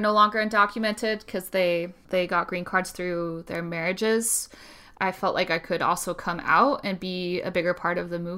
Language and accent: English; Utah, United States; also born or lived in Spain; I grew up in Utah and I'm white.